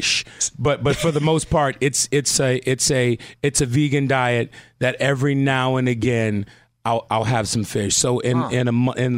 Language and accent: English; Compton, California, United States; Born and raised in Compton